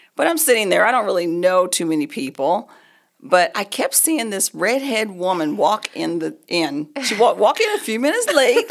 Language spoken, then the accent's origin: English; Oklahoma, United States; moved away as an adult; now in Colorado, United States; We've been here in Colorado for thirty-eight years. We're both from Oklahoma.